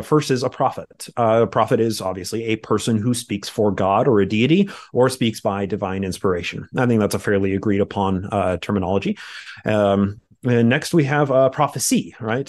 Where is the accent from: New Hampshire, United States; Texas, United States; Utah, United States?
Utah, United States; I grew up in Utah in the same religion as, uh, Kyle